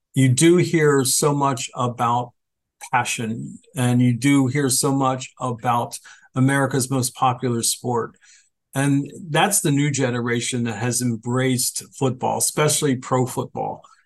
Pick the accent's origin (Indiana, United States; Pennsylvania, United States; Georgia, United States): Pennsylvania, United States; Phoenixville; played in my hometown of Phoenixville, Pennsylvania